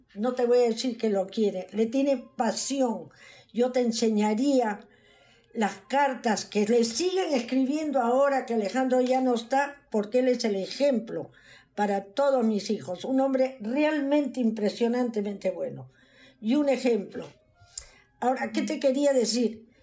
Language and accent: Spanish; Pisco, Ica, Peru; moved away as an adult; now in United States; nací en el Perú, en un pueblito que se llamaba Pisco.